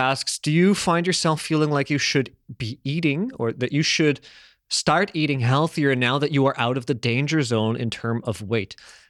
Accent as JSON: {"language": "English", "town": "Toronto", "region": "Ontario", "country": "Canada", "tie": "born or raised there", "said": "I grew up in Toronto when I was a kid, and I had a couple neighbors that were just belugas."}